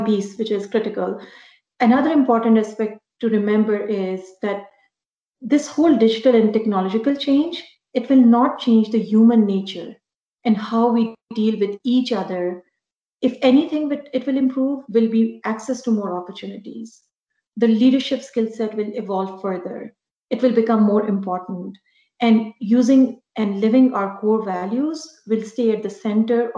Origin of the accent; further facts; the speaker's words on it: Pakistan; moved away as an adult; now in Canada; back home in Pakistan. So I was there for 6 years with PwC Pakistan. And then when I immigrated to Canada in 2010